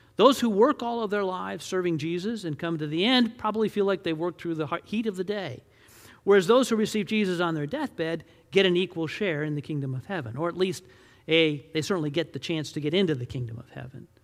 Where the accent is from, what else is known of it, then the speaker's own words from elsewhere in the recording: Detroit, Michigan, United States; I grew up in Detroit, Michigan